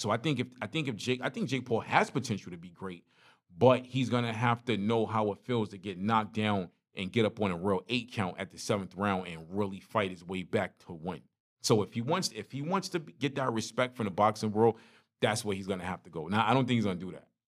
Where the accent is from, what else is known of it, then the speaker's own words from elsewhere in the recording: New York City, New York, United States; now in Carolinas, United States; growing up in Brooklyn